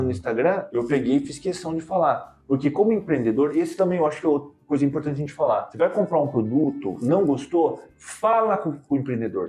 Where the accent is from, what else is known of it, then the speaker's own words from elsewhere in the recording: Brazil; Eu sou brasileiro